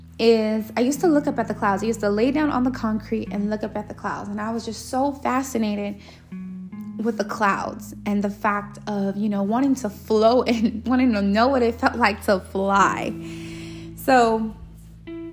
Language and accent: English; Los Angeles, California, United States; when I was a young girl, I grew up in Los Angeles, California.